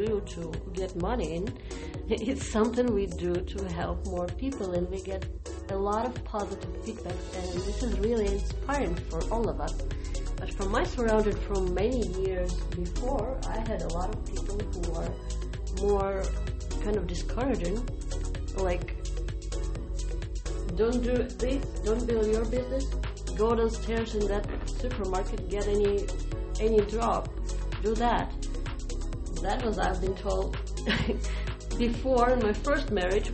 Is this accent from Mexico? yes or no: no; Ukraine; English is a second language; moved away; I'm from Ukraine